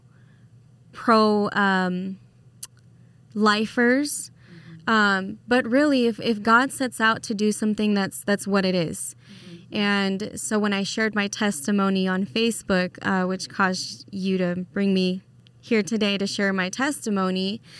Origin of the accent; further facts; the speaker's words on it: Las Vegas, Nevada, United States; now in Idaho, United States; I am from Las Vegas originally, and I got brought out here to Idaho